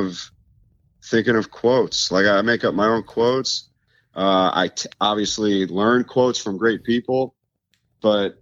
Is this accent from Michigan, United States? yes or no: no; Tampa, Florida, United States; also born or lived in New York; born in New York and moved to Florida when I was two. Oh. So I grew up in, you know, that Clearwater, Tampa area